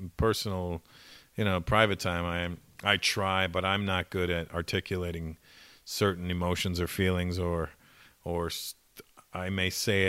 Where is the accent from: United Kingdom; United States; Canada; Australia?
Canada; Toronto, Ontario; growing up in Toronto, a lot of the black, most of the black community is West Indian